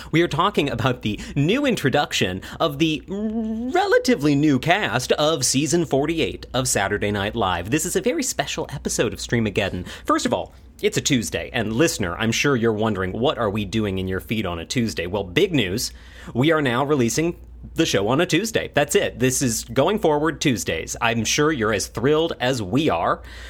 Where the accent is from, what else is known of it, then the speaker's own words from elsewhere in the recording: Midwest, United States; We're from the Midwest.